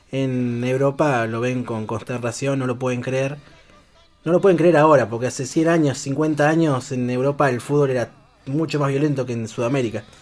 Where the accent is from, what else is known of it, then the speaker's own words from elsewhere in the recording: Paraná, Entre Ríos, Argentina; allá en Paraná. Paraná es mi ciudad natal